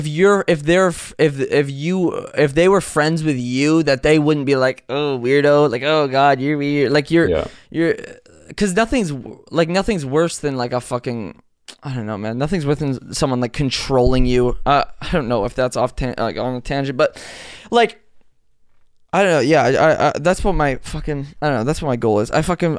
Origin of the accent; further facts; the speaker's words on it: Compton, California, United States; I grew up in Compton, so not really. I grew up in South Central, so I don't know.